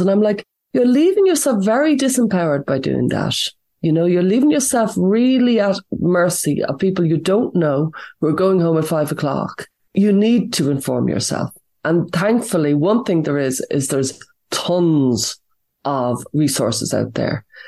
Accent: Ireland; I'm from Ireland

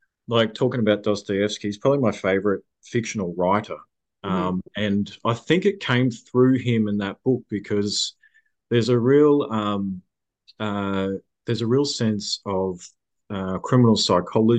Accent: Ballarat, Victoria, Australia; also born or lived in Melbourne; I moved back to Ballarat, which is my hometown, from Melbourne.

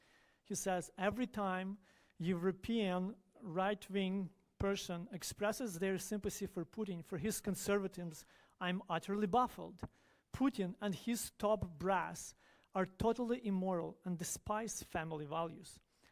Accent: Ukraine; born or raised there; moved away as an adult

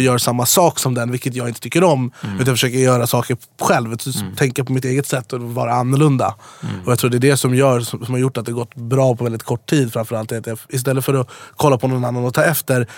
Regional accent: Jordbro, Stockholm County, Sweden; also born or lived in Farsta / Dubai; now in Stockholm, Sweden; Jag är uppvuxen i Jordbro, sen bodde jag i Farsta, sen på mm. Drottninggatan, sen i Dubai

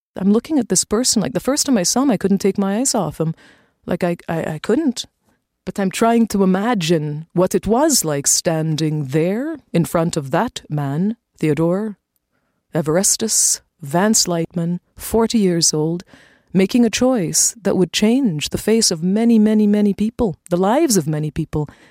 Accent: Toronto, Ontario, Canada; It was great growing up in Toronto. We came to Canada in 1969, just before I turned eight years old

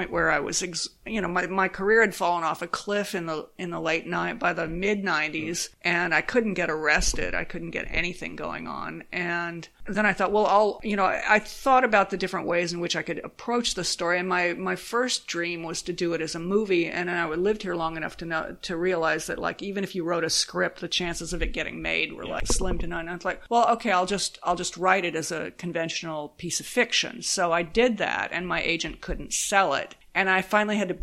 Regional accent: San Diego, California, United States; moved away as an adult; also born or lived in Oakland / New York City / Los Angeles; growing up in San Diego

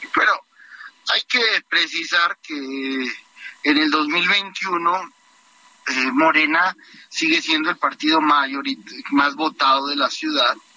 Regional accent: Mexico; yo tengo 34 años y como muchos mexicanos

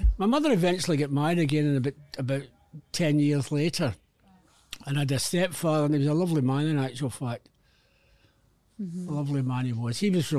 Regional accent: Glasgow, Scotland, United Kingdom; I grew up in Glasgow as a kid, and there was two things in my life I couldn't do: being a Catholic, I couldn't play for Rangers, and I could never be the Prime Minister of Britain.

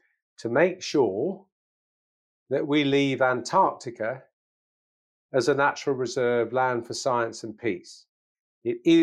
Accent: England, United Kingdom; as an Englishman my age

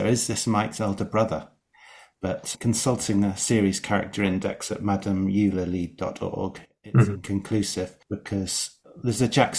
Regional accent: Shropshire, West Midlands, United Kingdom; I'm from Shropshire as well, so I know the Wrekin well.

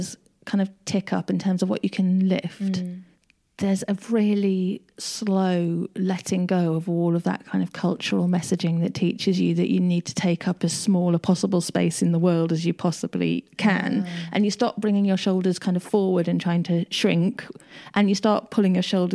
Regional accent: United Kingdom; I am very British

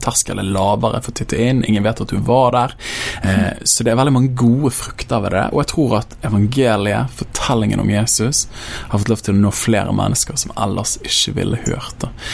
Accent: Bergen, Vestland, Norway; jeg kommer fra Åsane bydel, veldig glad i den bydelen. Jeg vokste opp der.

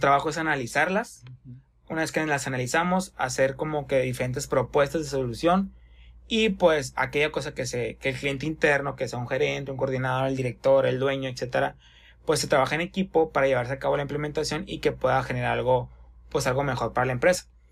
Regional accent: Hermosillo, Sonora, Mexico; somos de Hermosillo, Sonora

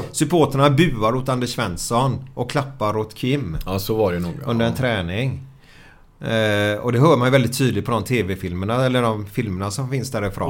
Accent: Sweden; vi är svenskar

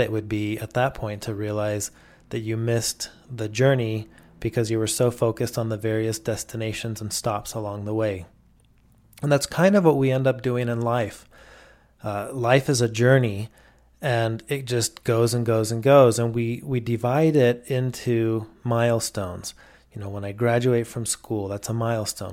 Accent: Mexico; where I grew up in Mexico

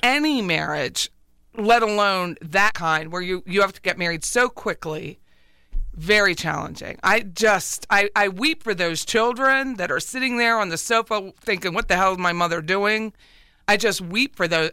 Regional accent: Pennsylvania, United States; moved away; I'm from Pennsylvania

